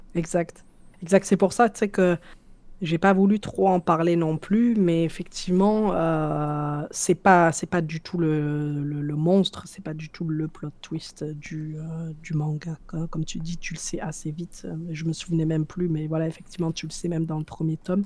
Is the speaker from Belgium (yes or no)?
no; France; moved away as an adult; also born or lived in Algeria (ancestry); now in Canada; je suis française, même si aujourd'hui, tu vois, je, je, je, ne vis plus en France depuis 5 euh, ans